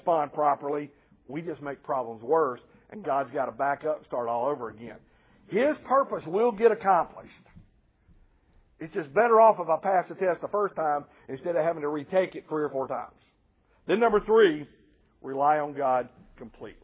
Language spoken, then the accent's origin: English; Nashville, Tennessee, United States; now in Columbia, United States; I'm from Nashville, Tennessee